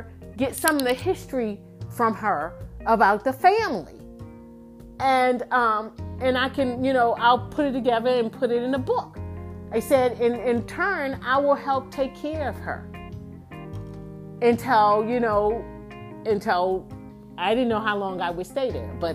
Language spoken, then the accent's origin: English; Baltimore, Maryland, United States; moved away as an adult; also born or lived in Houston, Texas; I grew up in Baltimore City.